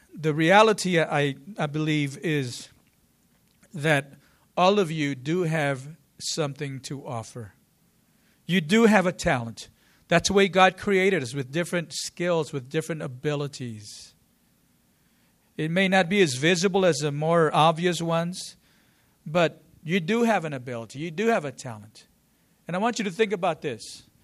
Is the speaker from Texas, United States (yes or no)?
yes; San Angelo, Texas, United States; I'm from San Angelo, and I was at a small school, small program